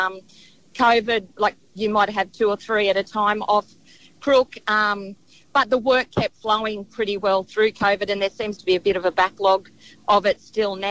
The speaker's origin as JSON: {"language": "English", "town": "Dubbo", "region": "New South Wales", "country": "Australia", "moved": "as an adult", "lives_now": "Port Macquarie, Australia", "said": "we're from Dubbo."}